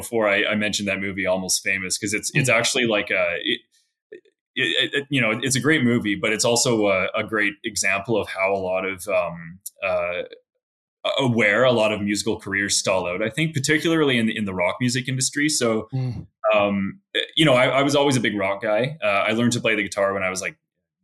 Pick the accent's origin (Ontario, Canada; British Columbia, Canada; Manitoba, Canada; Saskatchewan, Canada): British Columbia, Canada; Victoria; now in Alberta, Canada; I grew up in Victoria, British Columbia, which is actually the capital of BC.